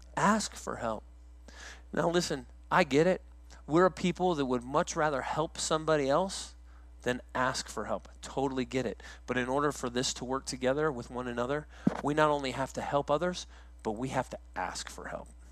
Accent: Woodland Park, Colorado, United States; moved away as an adult; also born or lived in South Carolina; I grew up in Woodland Park, Colorado. I went to the same school from kindergarten to the time I graduated.

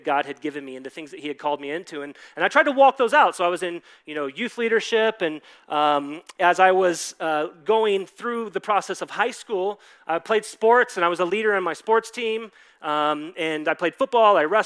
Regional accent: Dallas, Texas, United States; I grew up in Dallas, Texas

